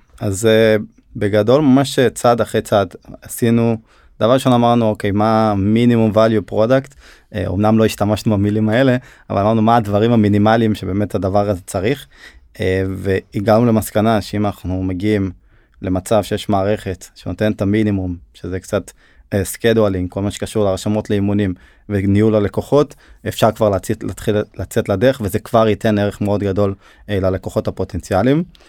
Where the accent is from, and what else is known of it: Hod HaSharon, Central District, Israel; born or raised there; also born or lived in Turkey